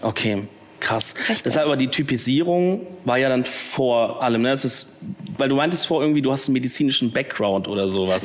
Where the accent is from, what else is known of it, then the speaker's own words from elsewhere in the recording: Swabia, Baden-Württemberg, Germany; accent: Swabian; now in Cologne, Germany; man kann es vielleicht ein bisschen hören, eigentlich ein Schwabe